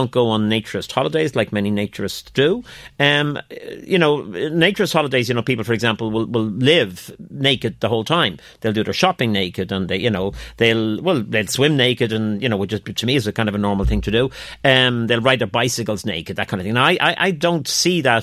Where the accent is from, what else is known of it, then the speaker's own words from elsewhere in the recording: Skerries, Leinster, Ireland; as a kid growing up in Skerries